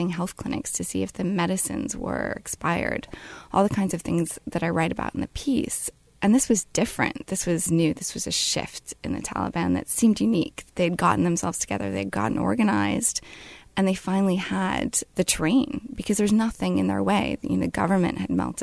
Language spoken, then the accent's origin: English; United States; my being an American